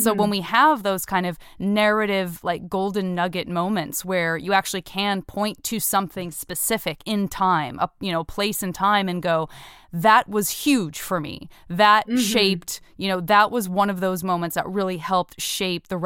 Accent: Tucson, Arizona, United States; I'm from Tucson

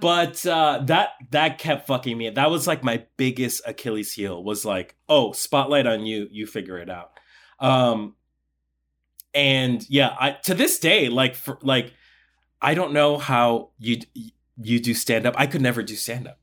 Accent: Colombia; moved away; I was born in Colombia. I'm, I'm from South America. And in Colombia, I did folkloric dancing

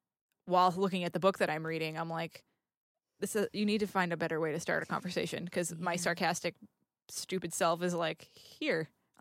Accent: New England, United States; I grew up in New England. We're mean as fuck.

